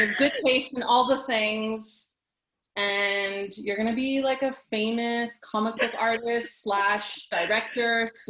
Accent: Montreal, Quebec, Canada; I'm from Montreal.

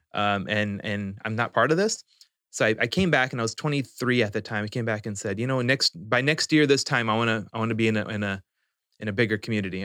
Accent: Spokane, Washington, United States; also born or lived in New Orleans / Houston / Saudi Arabia; growing up in Spokane

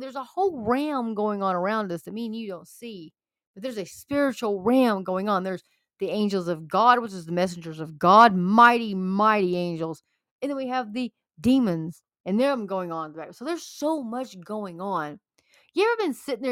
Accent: Texas, United States; I'm a Texan.

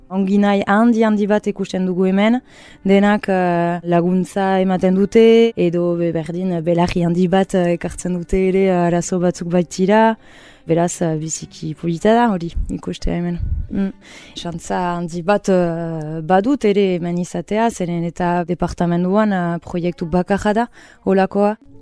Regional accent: Urrugne, Nouvelle-Aquitaine, France; moved away as an adult; now in Hasparren, France; nik uh, urruñan bizi nintzen, tikitik

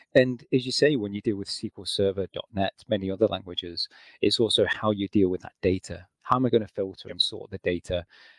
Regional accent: England, United Kingdom; now in Scotland, United Kingdom; So, yep, I'm originally from England. I've moved around a bit. I'm now based in Scotland.

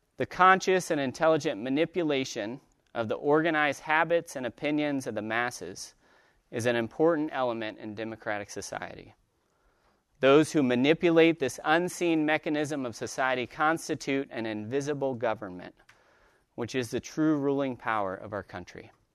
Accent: Dayton, Ohio, United States; I'm from Dayton, Ohio

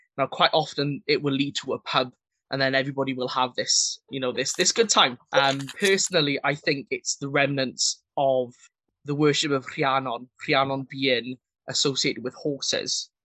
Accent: Wales, United Kingdom; as a Welshman

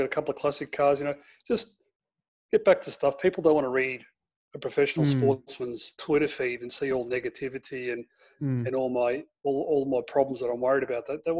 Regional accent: Townsville, Queensland, Australia; born there; also born or lived in Darwin / Raymond Terrace / Melbourne / Katherine; I was born in Townsville. We moved to Darwin. Went from Darwin to Raymond Terrace, which is near Newcastle. We went from there to Melbourne, from Melbourne to the Northern Territory, from the Northern Territory in Katherine, back to Wagga Wagga.

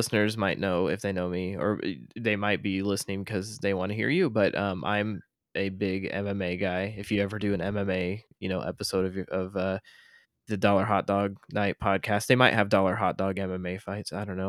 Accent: Iowa, United States; we're from Iowa

